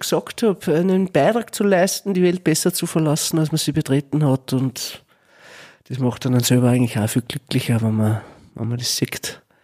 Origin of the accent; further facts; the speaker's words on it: Gramastetten, Upper Austria, Austria; ich bin ja aus Grammerstetten in einer Sackgasse